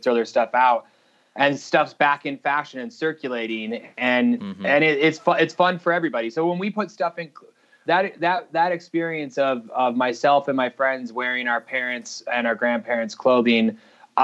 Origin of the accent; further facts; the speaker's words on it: Salt Lake City, Utah, United States; we grew up here in Salt Lake City, just right outside Salt Lake